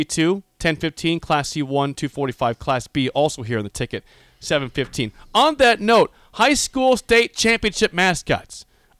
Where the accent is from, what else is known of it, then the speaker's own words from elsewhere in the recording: Beatrice, Nebraska, United States; Well, I'm from Beatrice